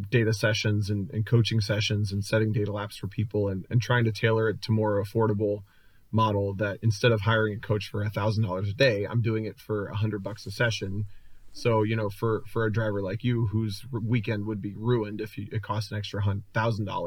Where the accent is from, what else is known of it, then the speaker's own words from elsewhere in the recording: Cincinnati, Ohio, United States; the region that I grew up in Cincinnati